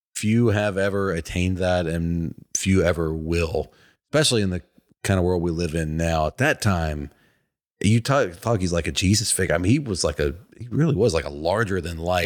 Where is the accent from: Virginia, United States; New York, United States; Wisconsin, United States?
Virginia, United States; now in Atlanta, United States; I'm from Virginia, my parents, sisters st-, were still up there.